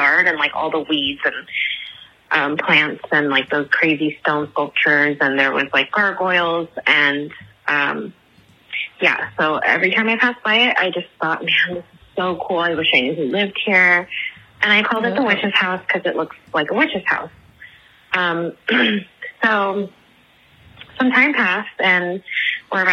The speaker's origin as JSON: {"language": "English", "town": "Inglewood", "region": "California", "country": "United States", "also_born_or_lived": "South Los Angeles", "moved": "as an adult", "lives_now": "Los Angeles, United States", "said": "We're originally from Inglewood, but we got priced out because of the Rams stadium"}